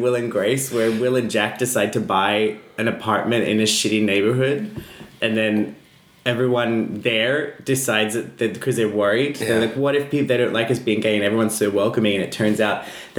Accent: Australia; I'm Australian.

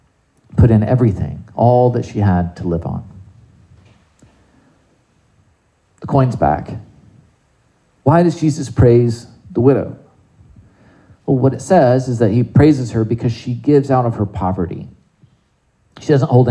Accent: South Carolina, United States; I grew up in South Carolina

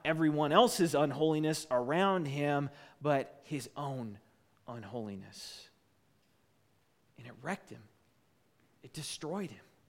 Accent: United States; as an American

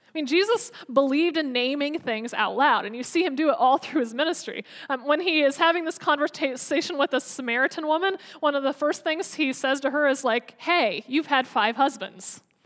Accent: United States; as an American

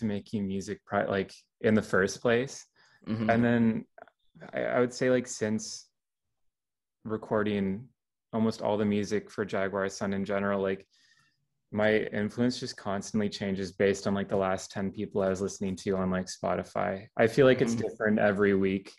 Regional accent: small town in Southern Ontario, Canada; I moved to this small town at the beginning of high school and I'm currently still in the same place like all these years later

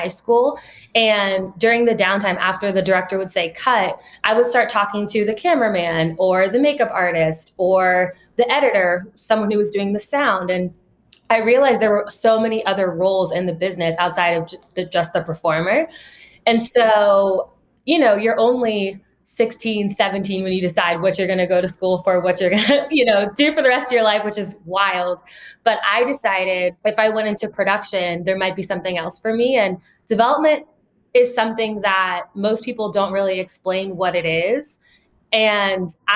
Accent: Ohio, United States; I grew up in Ohio

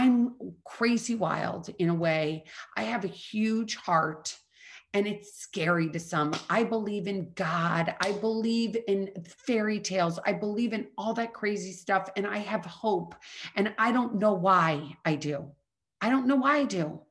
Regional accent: Midwest, United States; I'm from the Midwest.

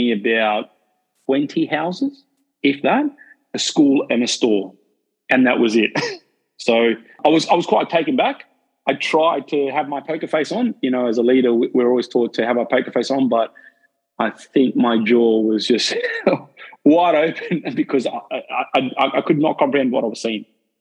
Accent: South Africa; now in Australia; I'm from South Africa myself, so I'm not an Australian. I wasn't born in Australia

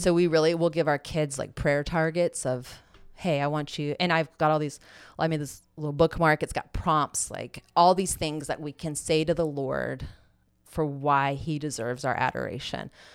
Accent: Tallahassee, Florida, United States; we're both from Tallahassee

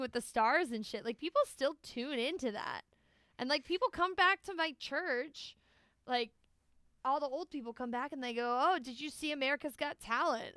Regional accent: United States; I'm an American

